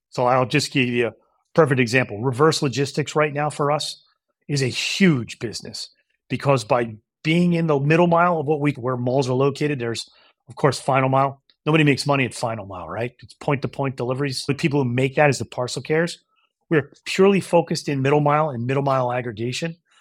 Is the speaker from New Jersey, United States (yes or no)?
yes; New Jersey, United States; moved away as an adult; also born or lived in New York / Maine; I'm born in New York, raised in New Jersey